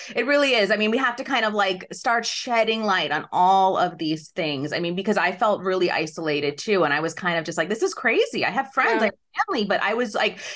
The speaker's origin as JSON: {"language": "English", "region": "New York", "country": "United States", "said": "I'm a New Yorker"}